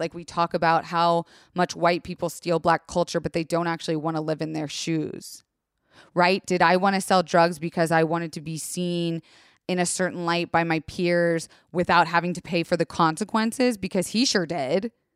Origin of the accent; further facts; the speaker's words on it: Tampa, Florida, United States; I grew up in Tampa, Florida, and it's a mix of country and suburbia